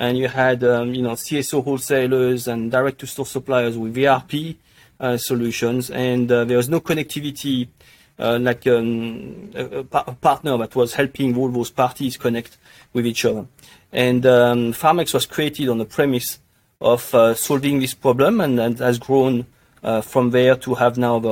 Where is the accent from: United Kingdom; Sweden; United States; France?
France; also born or lived in Paris; now in Australia; I'm originally from France, but I have been in Australia for the best part of the last 22 years